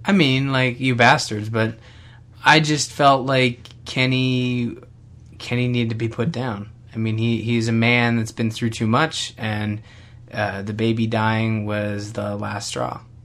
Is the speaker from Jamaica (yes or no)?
no; Canada; I'm Canadian